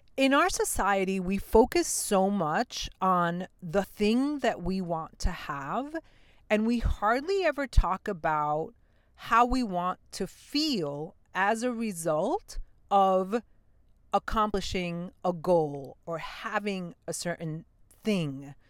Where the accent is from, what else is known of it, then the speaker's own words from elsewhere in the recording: New York City, New York, United States; I grew up in New York City in Queens